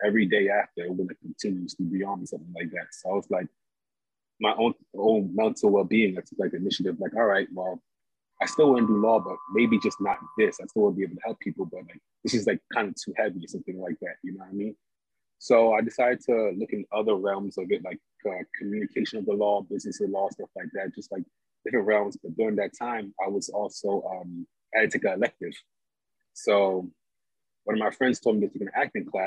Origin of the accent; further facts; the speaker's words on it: New York City, New York, United States; also born or lived in Montreal / Houston; I'm originally from Brooklyn